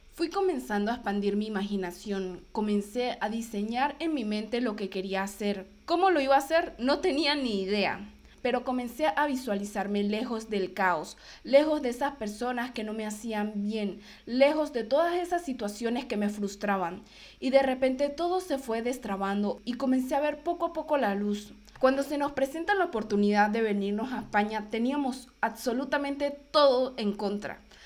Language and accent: Spanish; Venezuela; moved away as an adult; cuando llegué de Brasil a Venezuela, yo ya tenía claro que yo quería inmigrar, que yo quería irme de Venezuela